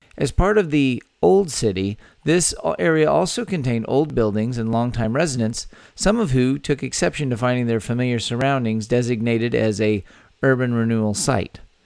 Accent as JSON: {"language": "English", "town": "San Antonio", "region": "Texas", "country": "United States", "tie": "born or raised there", "said": "my hometown of San Antonio"}